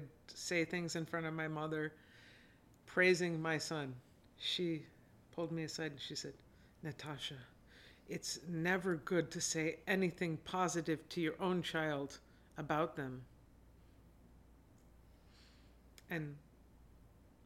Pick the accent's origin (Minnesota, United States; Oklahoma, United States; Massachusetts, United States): Massachusetts, United States; Wilbraham; also born or lived in Springfield, Massachusetts; I grew up primarily because of the public schools in a town called Wilbraham